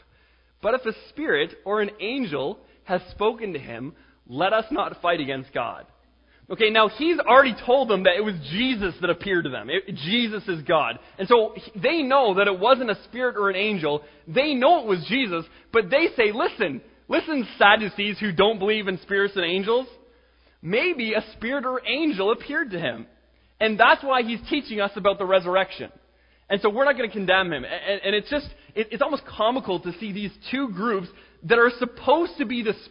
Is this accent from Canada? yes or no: yes; Canada; I'm Canadian